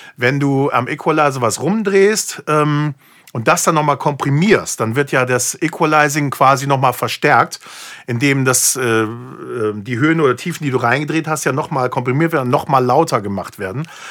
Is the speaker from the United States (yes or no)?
yes; United States; moved away; ich bin halt gebürtiger Amerikaner